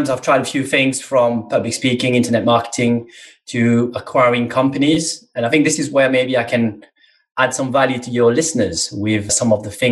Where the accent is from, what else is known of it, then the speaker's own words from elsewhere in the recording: Mauritius; moved away as an adult; now in England; I was born in Mauritius, a small island in the Indian Ocean. So I'm African